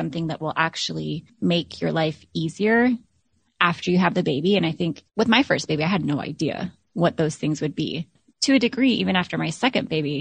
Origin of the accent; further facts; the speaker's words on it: Alaska, United States; moved away as an adult; now in Florida, United States; my husband and I moved from Alaska to Florida, both born and raised.